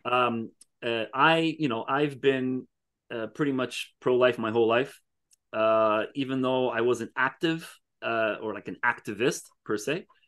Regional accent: Canada; most of my life I've been in Canada

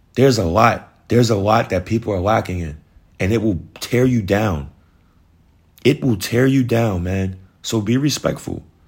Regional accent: New York, United States; moved away as an adult; now in Georgia, United States; I live in Georgia, but I'm from New York.

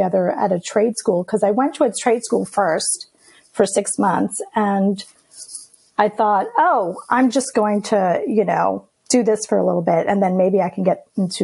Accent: New York City, New York, United States; first language Greek; English is a second language; I grew up in Queens, in Astoria, New York

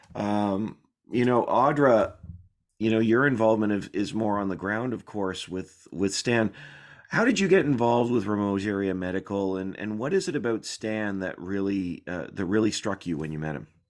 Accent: Canada; I'm Canadian.

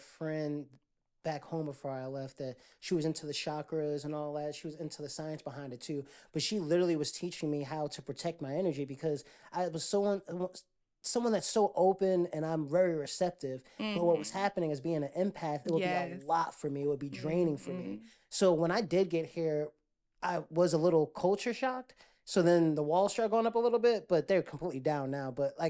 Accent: East Coast, United States; because it's a difference between being a northerner, and I'm from the East Coast, Jersey, New York

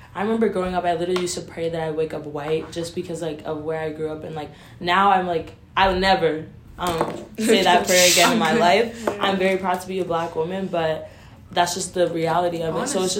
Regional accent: Utah, United States; I'm from Utah.

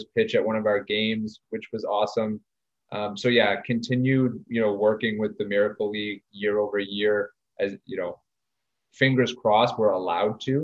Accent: Ottawa, Ontario, Canada; when I was growing up in East Nepean

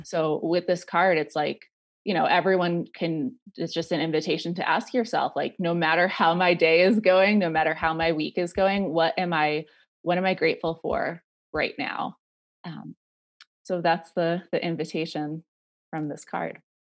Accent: Rhode Island, United States; moved away as an adult; also born or lived in New York City; I grew up in Rhode Island, um, and I moved to New York City when I was eighteen

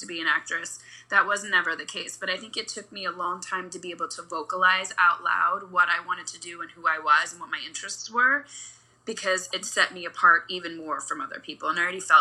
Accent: Kentucky, United States; also born or lived in Ferguson, Missouri; now in Los Angeles, United States; growing up, I actually was in right outside Ferguson, Missouri until I was 9. Mm. And then I moved to Kentucky

